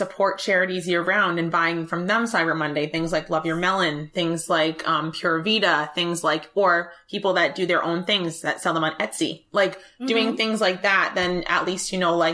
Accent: New England, United States; I was born in the United States, in New England, to a family that was able to give me an education.

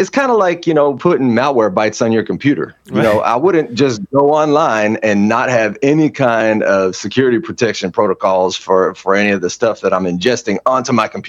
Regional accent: Hawaii, United States; So as a kid growing up in Hawaii, you experience a lot of racism there, right?

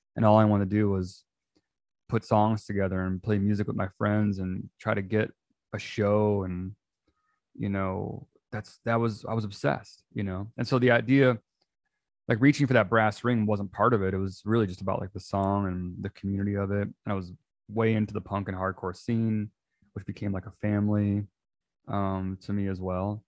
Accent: outside of Chicago, Illinois, United States; I grew up outside of Chicago

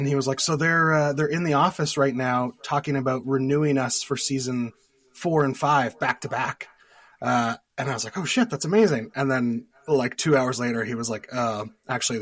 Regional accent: East Coast of Canada, Atlantic Canada, Canada; accent: Canadian; I'm from the East Coast of Canada

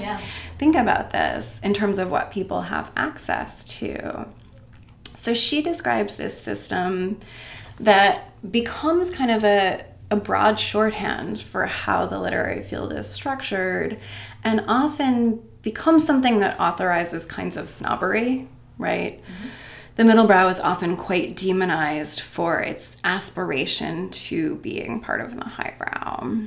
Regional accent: Maine, United States; moved away as an adult; also born or lived in Oregon / Chicago / New York; now in Worcester, United States; I grew up in Maine

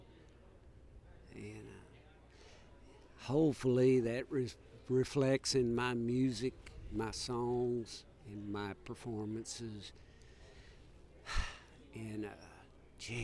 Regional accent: Oklahoma, United States; I grew up in Oklahoma

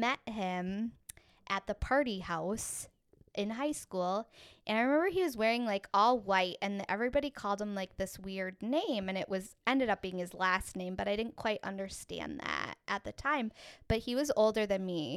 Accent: Minneapolis, Minnesota, United States; I was born right here in Minneapolis, Minnesota

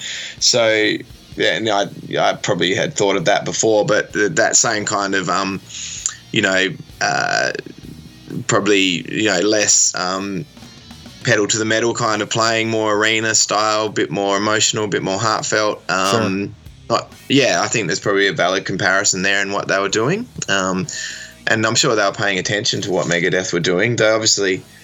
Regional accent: Australia; also born or lived in Perth, Western Australia; as an Australian

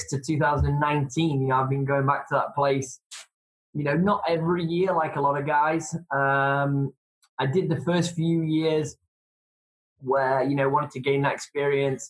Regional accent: England, United Kingdom; I'm from England

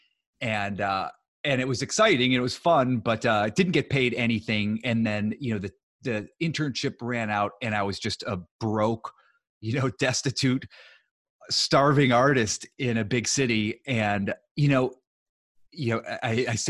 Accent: Ohio, United States; moved away as an adult; also born or lived in New York; now in Los Angeles, United States; I grew up in Ohio

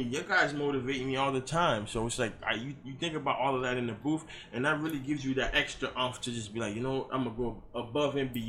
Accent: Haiti; also born or lived in Boston; now in South Florida, United States; I'm from Haiti. You know, I was born in Haiti.

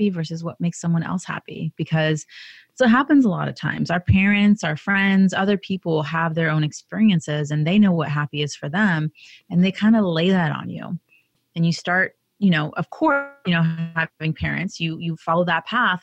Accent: United States; I was born in the United States

